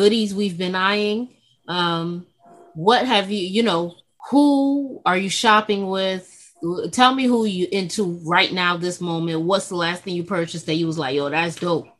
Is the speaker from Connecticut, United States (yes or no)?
no; New York City, New York, United States; I'm from the Bronx